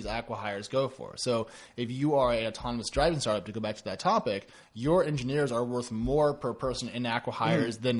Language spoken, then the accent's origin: English; Corvallis, Oregon, United States; now in San Francisco, United States; I grew up in Corvallis, Oregon